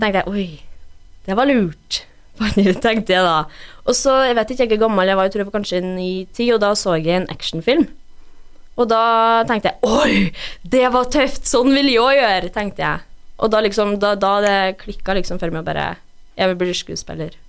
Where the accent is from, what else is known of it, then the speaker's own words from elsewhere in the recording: Brekken, Trøndelag, Norway; also born or lived in Røros / Mosjøen / United States; jeg er oppvokst i Brekken